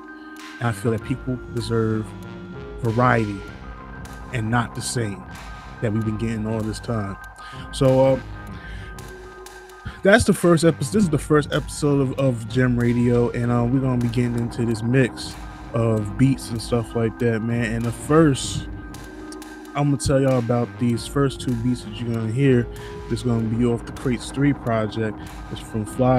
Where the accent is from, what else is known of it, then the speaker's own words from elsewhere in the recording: Jersey City, New Jersey, United States; I come from Jersey City